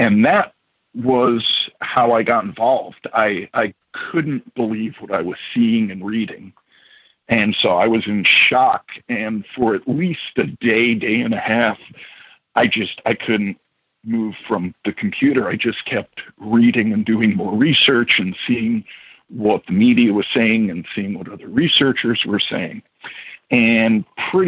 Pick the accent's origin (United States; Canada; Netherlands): United States; New York City, New York; moved away as an adult; now in Midwest, United States; I grew up in New York